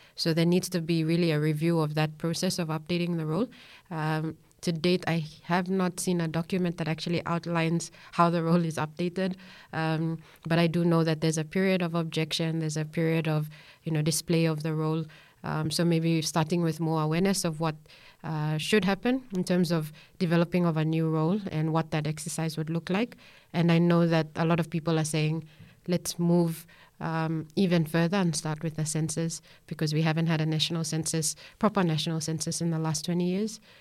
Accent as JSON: {"language": "English", "region": "Central Province", "country": "Papua New Guinea", "said": "I'm from Central Province, and it is so good"}